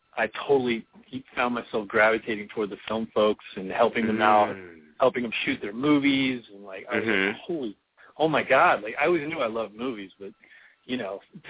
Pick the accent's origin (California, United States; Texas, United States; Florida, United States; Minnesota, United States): Florida, United States; Orlando; I'm from Orlando